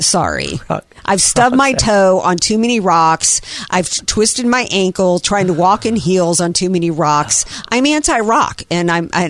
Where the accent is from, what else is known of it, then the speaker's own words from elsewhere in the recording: the South, United States; now in San Diego, United States; growing up in the South